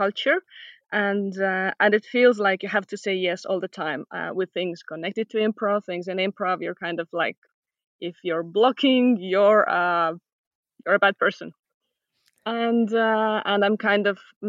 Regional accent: Tallinn, Harju County, Estonia; I'm from Tallinn, Estonia, and I do improv.

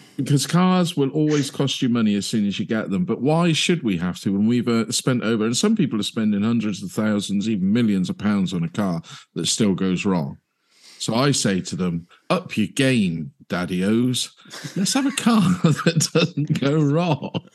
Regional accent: United Kingdom; being British

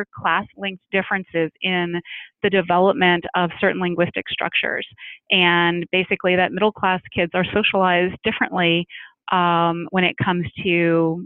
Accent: Washington, District of Columbia, United States; moved away as an adult; also born or lived in Western Pennsylvania; I was born and raised in Washington, D.C.

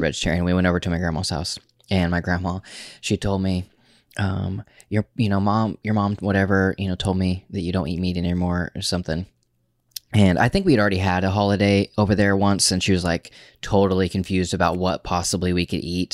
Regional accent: Oklahoma, United States; we're from Oklahoma

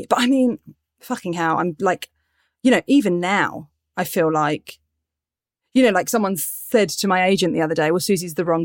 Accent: Portsmouth, South East England, United Kingdom; Yeah, so I grew up in Pompey. I grew up in South well, near Southsea we grew up. And then I had cousins all over Pompey.

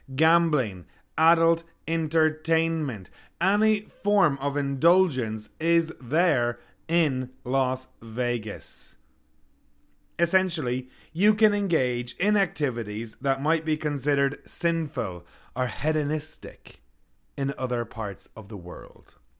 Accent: Ireland; now in Kelowna, Canada; I'm from Ireland.

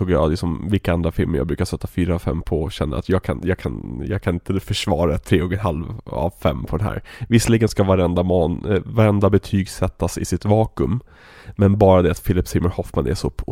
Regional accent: Västerås, Västmanland, Sweden; Och jag har ju väldigt dålig Göteborgsdialekt egentligen. Jag, spel, jag, jag kommer egentligen från Västerås, men jag är ju skådespelare.

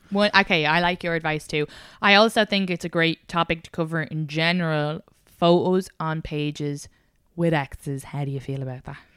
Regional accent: Ireland; moved away; I'm a Irish woman

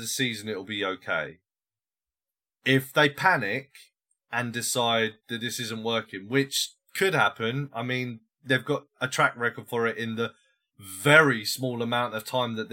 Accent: England, United Kingdom; moved away as an adult; also born or lived in Saudi Arabia; I'm English.

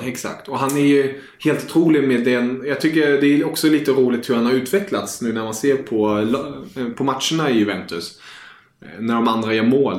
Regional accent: Germany; jag som tysk

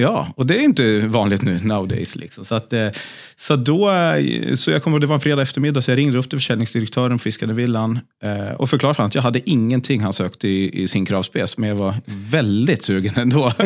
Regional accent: Sundborn, Dalarna County, Sweden; also born or lived in Stockholm; now in Gotland, Sweden; Falun, eller rättare sagt Sundborn, en, en eh, bit utanför Falun

